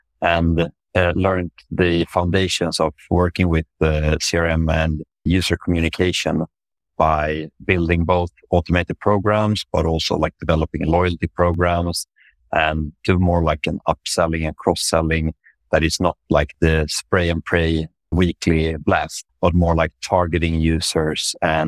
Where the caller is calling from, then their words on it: Stockholm, Stockholm County, Sweden; Yeah, so I'm joining from Stockholm in Sweden, Northern Europe, where I work at Voi Technology, which is a micromobility company.